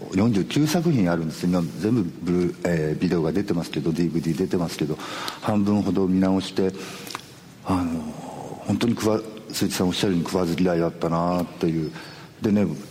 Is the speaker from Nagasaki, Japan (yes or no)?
yes; Nagasaki, Japan; 僕長崎県なんですけどもね